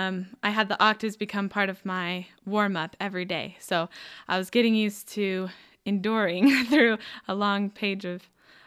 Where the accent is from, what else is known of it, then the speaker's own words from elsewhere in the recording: Henderson, Nevada, United States; moved away as an adult; now in Provo, United States; I'm from Henderson, Nevada.